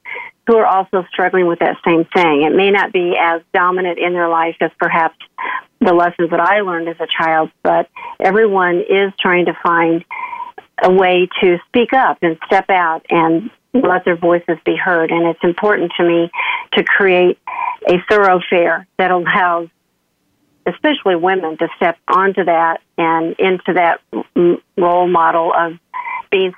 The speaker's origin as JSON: {"language": "English", "region": "Oklahoma", "country": "United States", "tie": "born or raised there", "said": "I grew up in Oklahoma, kind of the southern Midwest."}